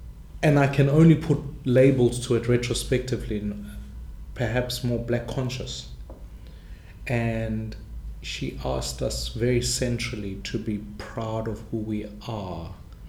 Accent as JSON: {"language": "English", "town": "Soweto", "region": "Gauteng", "country": "South Africa", "tie": "born or raised there", "second_language": "English", "said": "I grew up in Soweto, right at the height of apartheid"}